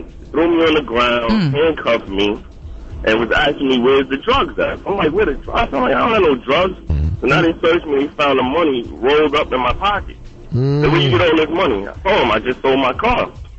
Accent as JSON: {"language": "English", "town": "New York City", "region": "New York", "country": "United States", "said": "I'm from East New York, Pink Houses to be exact."}